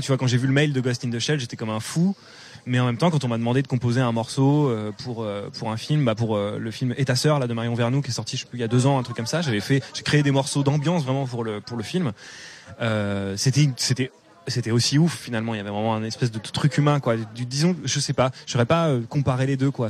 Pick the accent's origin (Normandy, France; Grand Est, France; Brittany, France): Normandy, France; moved away as an adult; en tant que bon normand